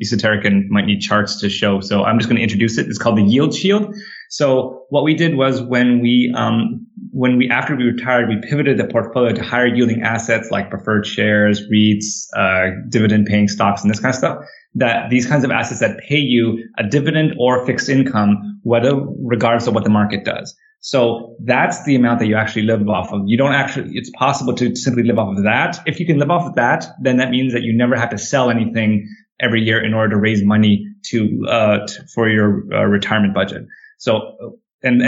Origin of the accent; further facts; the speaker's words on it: Canada; moved away; I grew up in Canada